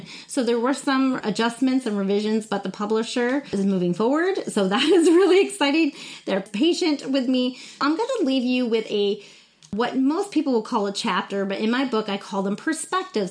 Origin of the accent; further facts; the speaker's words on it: New Smyrna Beach, Florida, United States; moved away; I'm in my hometown of New Smyrna Beach, Florida